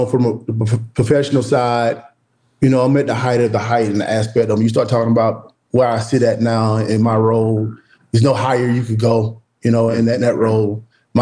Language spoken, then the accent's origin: English; Woodruff, South Carolina, United States; moved away; back in my hometown of Woodruff, South Carolina